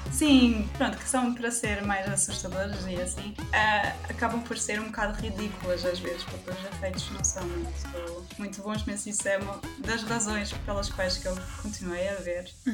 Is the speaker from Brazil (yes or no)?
no; Portugal; first language German; Portuguese is a second language; moved away as an adult; also born or lived in Germany; now in Nuremberg, Germany; grande parte da minha vida foi, foi vivida em Portugal